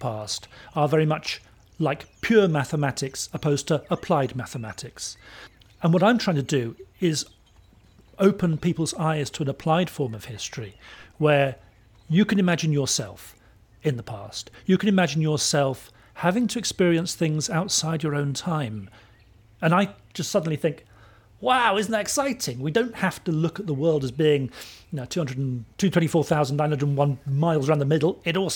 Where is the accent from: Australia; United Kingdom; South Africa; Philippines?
United Kingdom; England; I'm an English historian.